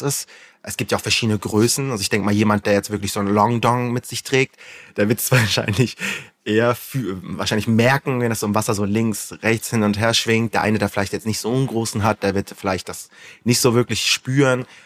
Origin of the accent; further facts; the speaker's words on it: Flensburg, Schleswig-Holstein, Germany; Ich komme aus Flensburg und bin beruflich Influencer